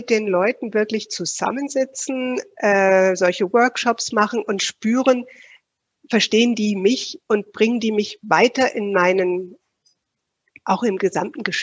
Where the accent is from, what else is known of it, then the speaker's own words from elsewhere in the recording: Switzerland; dass bei uns in der Schweiz, ich könnte jetzt gar nicht mal sagen, dass wir irgendwo diesen Schwerpunkt Vertrieb in dem, im Bachelorstudium zum Beispiel haben.